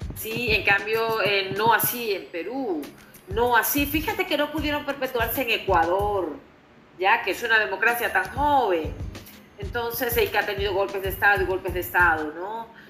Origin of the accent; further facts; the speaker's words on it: Colombia; como colombiana